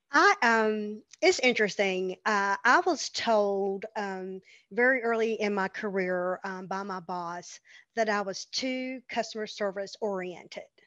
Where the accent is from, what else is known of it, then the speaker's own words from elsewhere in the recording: the South, United States; growing up in the South, growing up in church